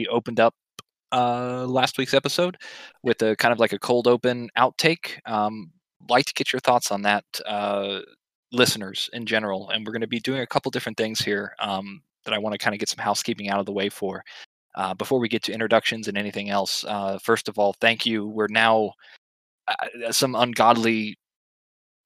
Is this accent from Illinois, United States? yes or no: no; Georgia, United States; now in Florida, United States; a boy born and raised in Georgia